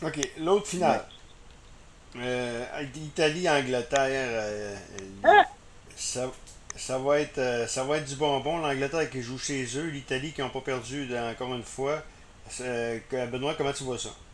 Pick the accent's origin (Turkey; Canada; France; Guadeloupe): Canada; Quebec; au Québec ben, on est près des Français